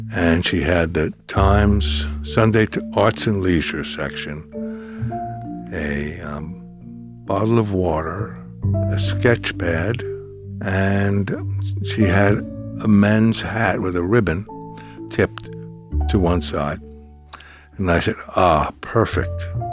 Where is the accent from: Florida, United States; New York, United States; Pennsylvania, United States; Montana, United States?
New York, United States; New York City; I grew up in Brooklyn